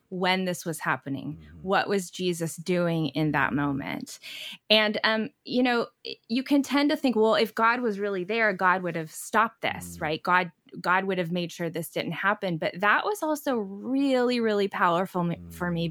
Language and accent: English; Oklahoma, United States; moved away as an adult; also born or lived in Chicago area; I grew up in Oklahoma